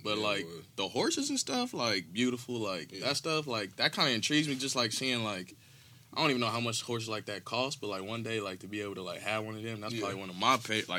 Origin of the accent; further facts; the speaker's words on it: Dallas, Texas, United States; I'm from Dallas